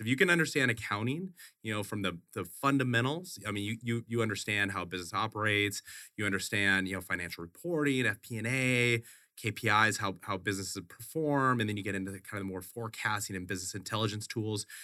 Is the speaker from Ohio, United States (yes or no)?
no; Wisconsin, United States; moved away as an adult; also born or lived in Boulder, Colorado; now in Phoenix, United States; I grew up in Wisconsin. Grew up in Wisconsin, went to school a, at the University of Colorado in Boulder.